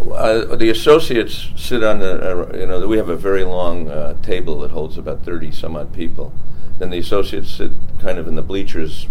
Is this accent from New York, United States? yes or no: yes; Bayport, New York, United States; I grew up on Long Island, Bayport, Long Island